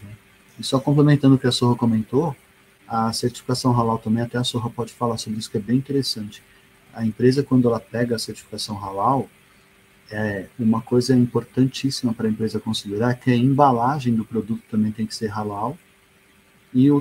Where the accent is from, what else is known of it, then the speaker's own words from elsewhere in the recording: Brazil; eu sou brasileiro mesmo